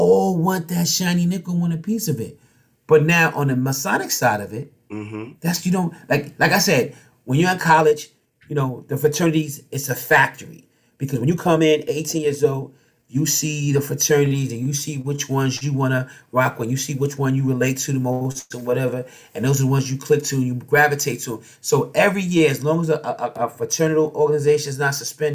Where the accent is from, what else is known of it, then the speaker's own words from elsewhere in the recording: New York City, New York, United States; We grew up in Harlem.